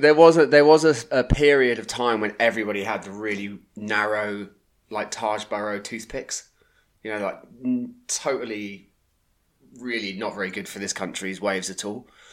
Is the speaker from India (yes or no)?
no; Plymouth, South West England, United Kingdom; now in Croyde, United Kingdom; I grew up in Plymouth, born in Plymouth